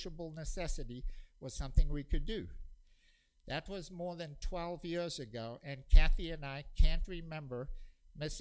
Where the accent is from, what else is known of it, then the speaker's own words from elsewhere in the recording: South Africa; including every day before school growing up in South Africa